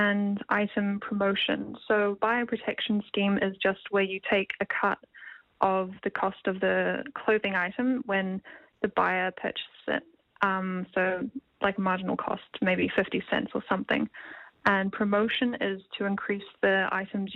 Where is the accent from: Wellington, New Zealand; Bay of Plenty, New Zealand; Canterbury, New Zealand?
Wellington, New Zealand; I'm from Wellington, New Zealand. I'm currently at Scots College